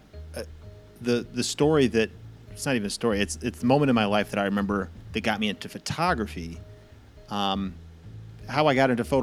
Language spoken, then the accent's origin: English; St. Louis, Missouri, United States; I grew up in St. Louis